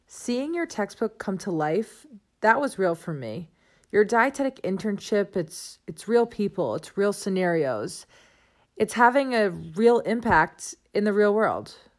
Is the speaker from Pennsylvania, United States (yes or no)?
no; Sharon, Massachusetts, United States; I grew up outside of Boston in Sharon, Mass